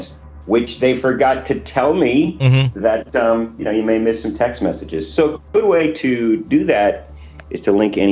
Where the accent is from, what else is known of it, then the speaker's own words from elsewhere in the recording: West Allis, suburb of Milwaukee, Wisconsin, United States; West Dallas Public Library, suburb of Milwaukee. My hometown